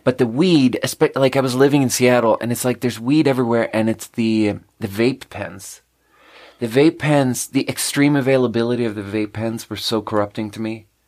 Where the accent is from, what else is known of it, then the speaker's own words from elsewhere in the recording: Sweden; moved away as an adult; also born or lived in China; now in United States; growing up in Sweden